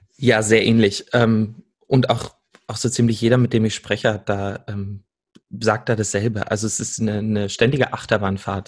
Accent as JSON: {"language": "German", "town": "Salzgitter", "region": "Lower Saxony", "country": "Germany", "tie": "born or raised there", "also_born_or_lived": "Berlin", "moved": "as an adult", "lives_now": "Stuttgart, Germany", "said": "bin aufgewachsen in Salzgitter, einer ähm, Stadt, die die meisten wahrscheinlich von der Autobahnausfahrt kennen, und bin dann nach Berlin gegangen, um zu studieren und lebe mittlerweile in Stuttgart"}